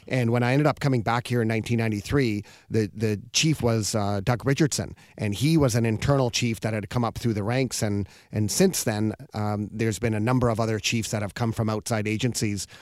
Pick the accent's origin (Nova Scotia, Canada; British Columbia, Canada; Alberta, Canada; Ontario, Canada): British Columbia, Canada; I'm born here, so I'm, I'm Canadian